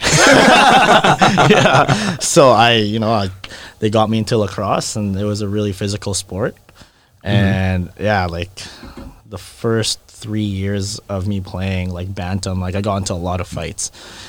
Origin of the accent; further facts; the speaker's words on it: Calgary, Alberta, Canada; moved away as an adult; also born or lived in Philippines; now in Vancouver, Canada; I was born in the Philippines, but I was raised in Calgary. Like, I just grew up in Calgary.